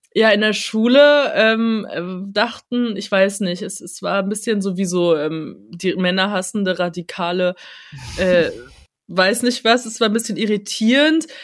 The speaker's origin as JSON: {"language": "German", "area": "countryside near Munich", "region": "Bavaria", "country": "Germany", "tie": "born or raised there", "said": "ich bin in München geboren, aber ich bin äh, auf dem Land aufgewachsen"}